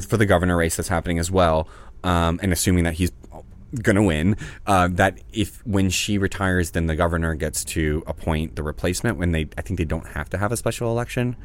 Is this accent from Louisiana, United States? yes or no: yes; New Orleans, Louisiana, United States; born or raised there; now in Los Angeles, United States